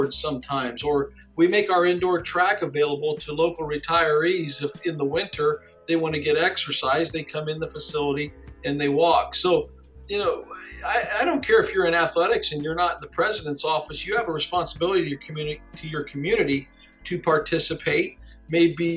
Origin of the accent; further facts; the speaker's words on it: Ada, Ohio, United States; I grew up here in Ada, and my family is multi-generation Ada.